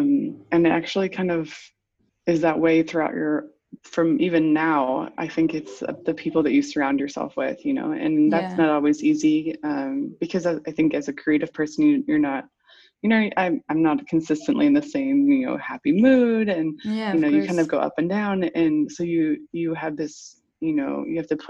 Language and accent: English; United States; moved away as an adult; also born or lived in New York; now in Paris, France; I am American